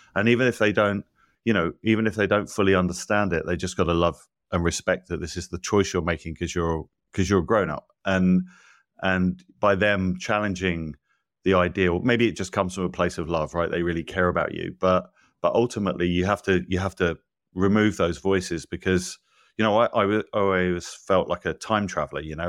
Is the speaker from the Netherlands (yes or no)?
no; England, United Kingdom; moved away as an adult; now in United States; I'm not from here originally, you know, I grew up in England